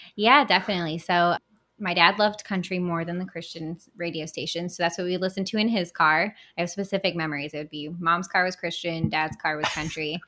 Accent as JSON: {"language": "English", "town": "Battle Creek", "region": "Michigan", "country": "United States", "tie": "born or raised there", "said": "I was born and raised in Battle Creek."}